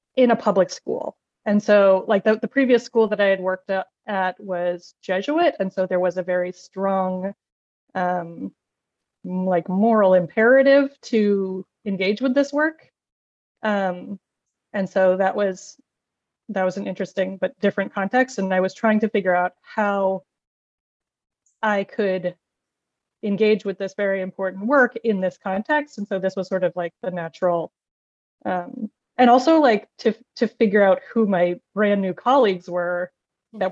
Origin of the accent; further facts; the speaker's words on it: Maine, United States; moved away as an adult; also born or lived in Boston; I'm originally from Maine, so now I'm teaching in, in that context. I'm back in Maine